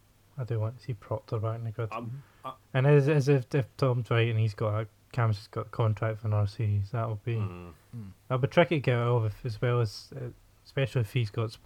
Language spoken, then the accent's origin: English; Scotland, United Kingdom; I'm Scottish.